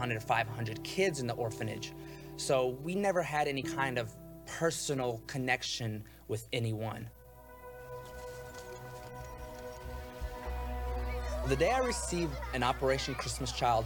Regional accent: Ukraine; moved away; I was born in Ukraine

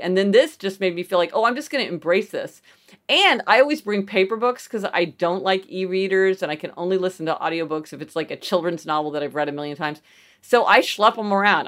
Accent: Kansas City, Missouri, United States; also born or lived in New Haven; now in New York City, United States; So I grew up in Kansas City, Missouri, which is sort of, you know, Midwestern city

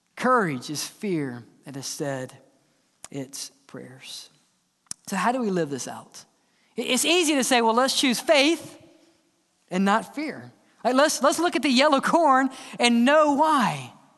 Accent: Mississippi, United States; growing up in Mississippi

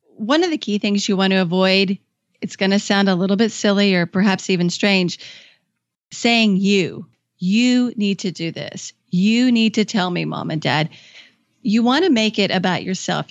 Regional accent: Kentucky, United States; moved away as an adult; also born or lived in Washington, D.C.; I moved back to my home state of Kentucky

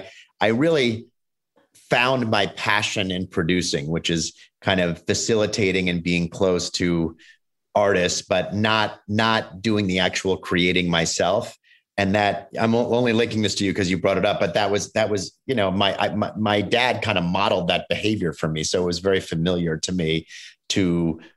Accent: New York, United States; now in Los Angeles, United States; I was born actually in Los Angeles. I moved to New York when I was very young

